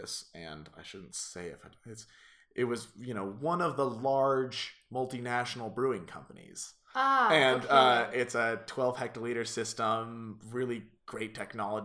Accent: Boulder, Colorado, United States; growing up in Boulder

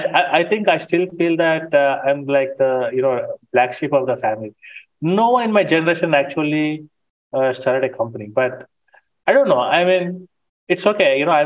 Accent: India; Being Indian, I think you can empathize with me.

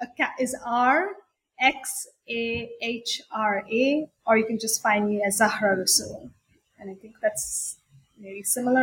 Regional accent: India; even though I grew up in India and cricket is the main sport there, but everybody plays football too.

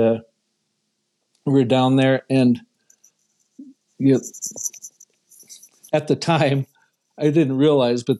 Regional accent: Northeast Iowa, United States; moved away; So growing up in Northeast Iowa

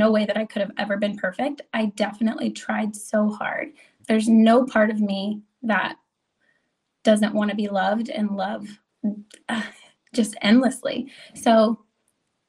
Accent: United States; I was raised in Amish country, I was not raised by any means by a conservative family.

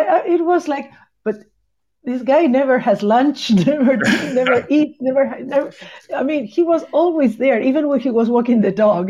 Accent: Punta Alta, Buenos Aires Province, Argentina; English is a second language; also born or lived in Bahia Blanca; I am originally from a city in the south of the province of Buenos Aires called Punta Alta

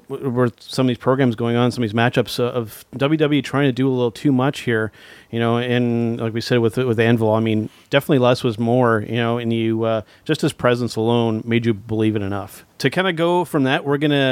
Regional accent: Canada; as Canadian wrestling fans here

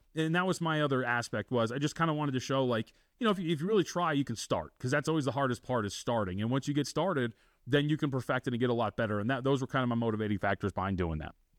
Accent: Las Vegas, Nevada, United States; also born or lived in Santa Ana, California / Texas; I grew up out here in Las Vegas

